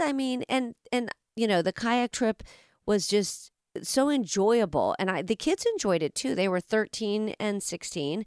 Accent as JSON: {"language": "English", "town": "Orlando", "region": "Florida", "country": "United States", "tie": "born or raised there", "moved": "yes", "lives_now": "Pittsburgh, United States", "said": "I grew up in in Orlando"}